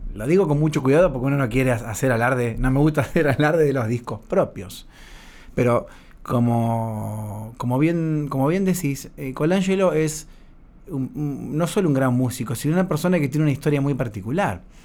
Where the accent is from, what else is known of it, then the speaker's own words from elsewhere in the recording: Rosario, Santa Fe, Argentina; moved away as an adult; cuando vine de Rosario